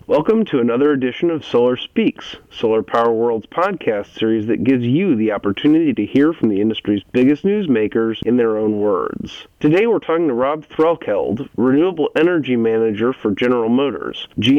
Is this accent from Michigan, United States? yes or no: no; Ohio, United States; moved away; my home state of Ohio